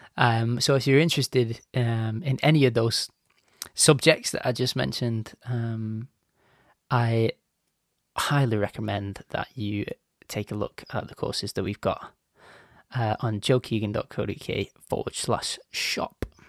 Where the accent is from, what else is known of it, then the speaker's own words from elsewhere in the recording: Bolton, North West England, United Kingdom; my little mug has made its way from, like, Bolton, which is just outside of Manchester in the U K